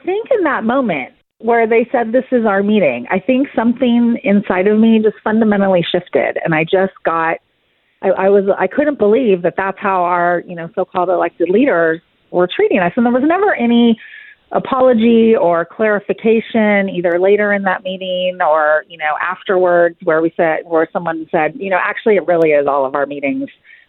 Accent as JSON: {"language": "English", "region": "California", "country": "United States", "tie": "born or raised there", "moved": "yes", "lives_now": "Frisco, United States", "said": "And my husband and I moved here 9 years ago. I was born and raised in California, lived there my entire life, and we moved here due to my job promotion."}